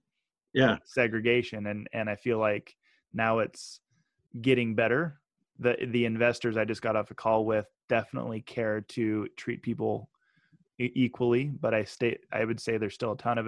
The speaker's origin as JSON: {"language": "English", "region": "Idaho", "country": "United States", "tie": "born or raised there", "also_born_or_lived": "Utah / Peru", "said": "I'm from Utah and Idaho. I grew up knowing I had one African-American or black friend in Idaho growing up, one more at our high school, our senior year."}